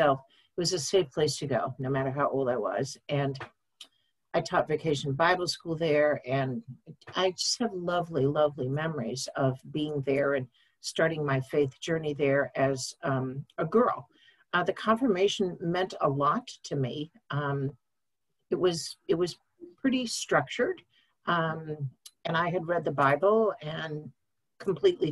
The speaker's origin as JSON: {"language": "English", "town": "Brattleboro", "region": "Vermont", "country": "United States", "tie": "born or raised there", "also_born_or_lived": "Middlebury, Vermont", "said": "I was born in Brattleboro and grew up there"}